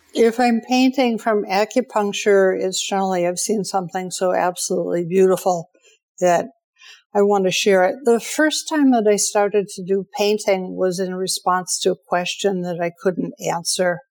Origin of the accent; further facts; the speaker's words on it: Detroit, Michigan, United States; I grew up in Detroit